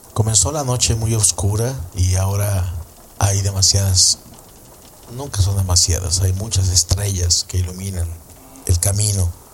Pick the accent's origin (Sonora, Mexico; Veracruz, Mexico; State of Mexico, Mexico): Veracruz, Mexico; Coatzacoalcos; moved away; estábamos en Coatzacoalcos, Veracruz, que es de donde yo soy